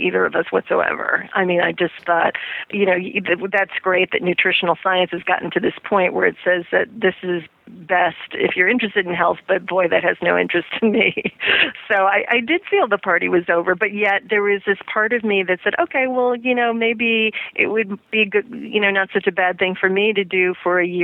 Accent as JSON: {"language": "English", "region": "Midwest", "country": "United States", "tie": "born or raised there", "said": "since I grew up in the Midwest"}